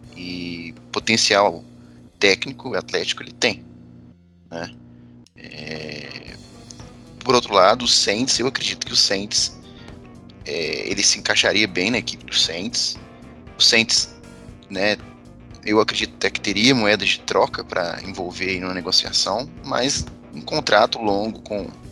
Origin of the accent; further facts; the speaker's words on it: Minas Gerais, Brazil; eu, como bom mineiro